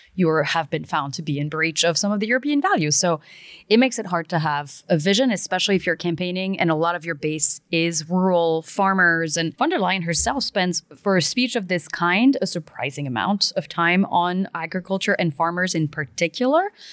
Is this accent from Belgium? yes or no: yes; Belgium; moved away; I was born and raised in Belgium